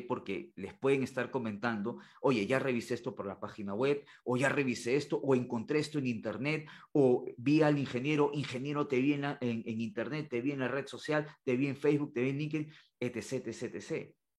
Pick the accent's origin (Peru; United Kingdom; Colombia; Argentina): Peru; la, educación de, de mi país, en este caso de Perú